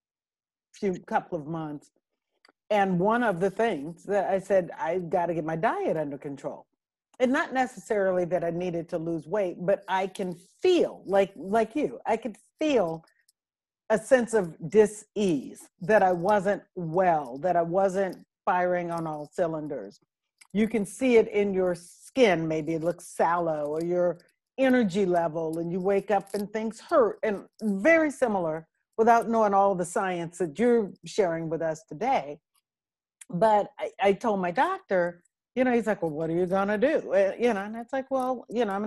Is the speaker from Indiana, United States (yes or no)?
no; Berkeley, California, United States; we were born and raised in Berkeley, California, where eating well and whole grains and whole foods and all that is part of where we grew up.